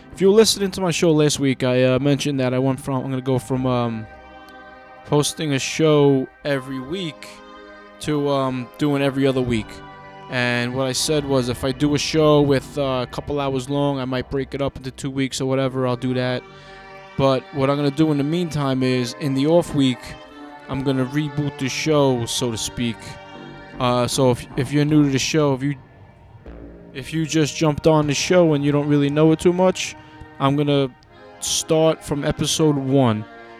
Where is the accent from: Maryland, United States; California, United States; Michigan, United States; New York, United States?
New York, United States; Long Island, where we're from.